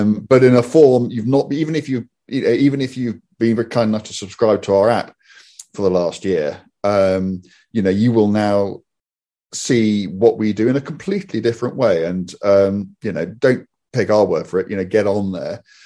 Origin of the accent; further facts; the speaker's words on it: United Kingdom; we're British